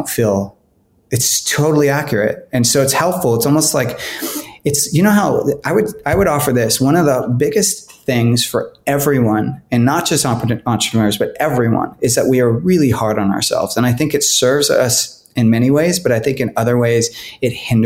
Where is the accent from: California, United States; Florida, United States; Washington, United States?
California, United States; moved away as an adult; also born or lived in Los Angeles, United States; now in Portland, United States; I grew up in California